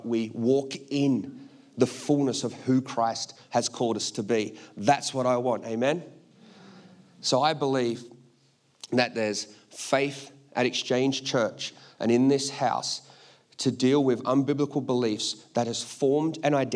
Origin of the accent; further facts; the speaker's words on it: Australia; I'm Australian.